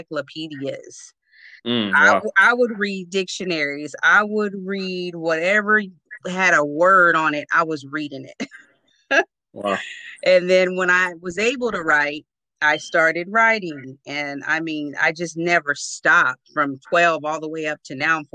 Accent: Oceanside, California, United States; also born or lived in Newark, New Jersey; I was born in Newark, New Jersey, but raised in Oceanside, California

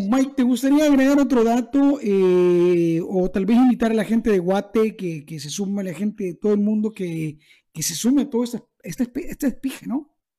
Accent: El Salvador; para mí como salvadoreño, para nosotros en El Salvador

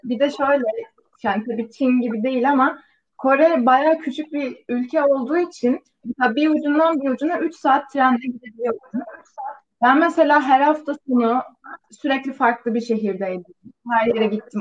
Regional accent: İzmir, Turkey; moved away as an adult; also born or lived in Istanbul, Turkey / South Korea; now in Baltimore, United States; aslen İzmir'deyim. Üniversiteye kadar İzmir'de yaşadım.

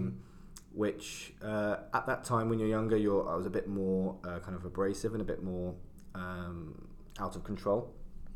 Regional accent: London, United Kingdom; I kind of grew up in London, so I was born in Southeast London.

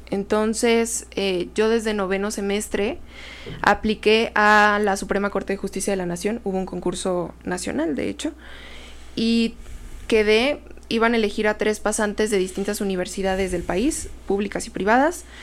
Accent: State of Mexico, Mexico; al mismo tiempo que soy mexicano universal Estado de México.

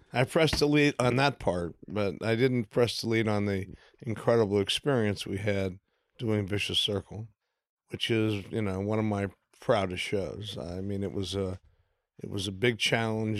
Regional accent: Midwest, United States; I grew up in the Midwest, so I have Midwestern tastes

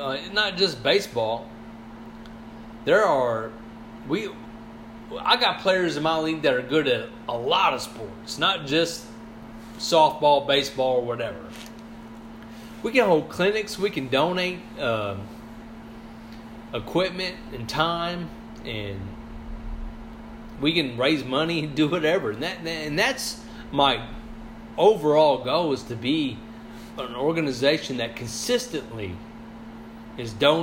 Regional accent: Sikeston, Missouri, United States; also born or lived in Mississippi County, Missouri; I'm from Scott County, from the Sykeson area

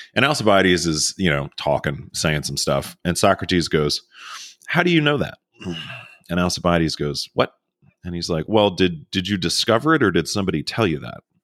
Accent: Maryland near Baltimore, United States; now in Texas, United States; I grew up in Maryland near Baltimore

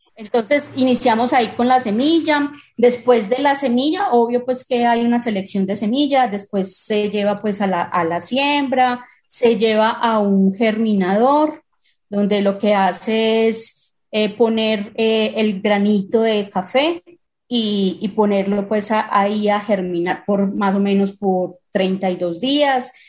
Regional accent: Colombia; now in Medellín, Colombia; como país productor

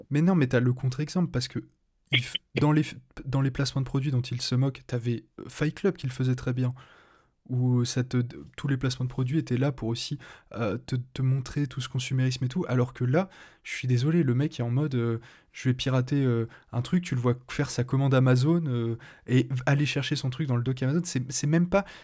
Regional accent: France; je suis français

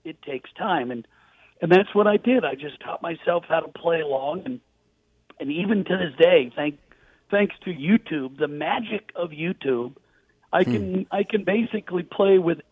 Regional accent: Portland, Oregon, United States; I grew up in Portland, Oregon

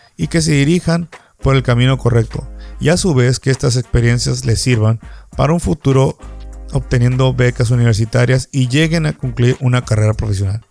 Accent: Baja California Sur, Mexico; Me gusta ver básquetbol en mi tierra

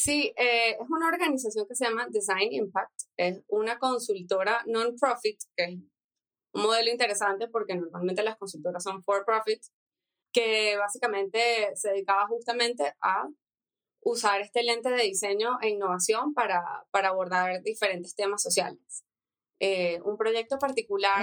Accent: Venezuela; moved away as an adult; also born or lived in United States; now in Mexico; soy diseñadora industrial venezolana tengo tres meses viviendo en México

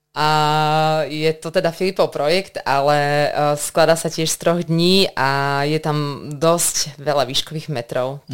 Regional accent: Banská Bystrica, Banská Bystrica Region, Slovakia; som teda Bystričanka, pracujem vo zvolenie

